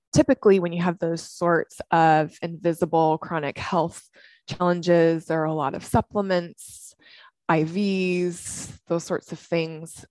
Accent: Washington, United States; moved away as an adult; also born or lived in Southern California; I'm originally from Washington State. I came down to Southern California to run track.

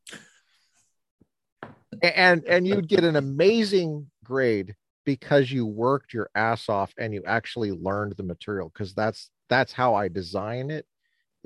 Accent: Colorado, United States; I'm a native Coloradan.

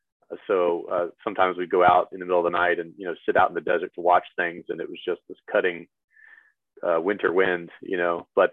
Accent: Louisiana, United States; I tell them I'm from Louisiana. And I don't have a good answer for that other than I just never picked it up.

